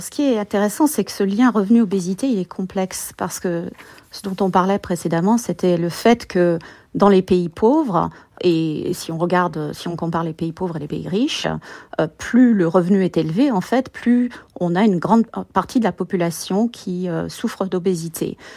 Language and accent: French; France; moved away as an adult; now in United States; je suis française, comme vous le savez, et je suis allée vivre aux États-Unis